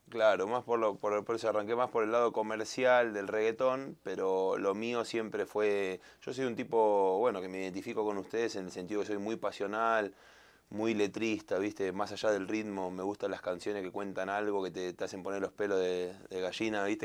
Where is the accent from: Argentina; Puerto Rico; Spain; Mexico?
Argentina; also born or lived in Colombia; soy argentino